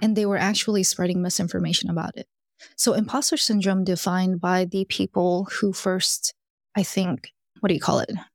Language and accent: English; Alabama, United States; I grew up in Alabama and I'm Korean.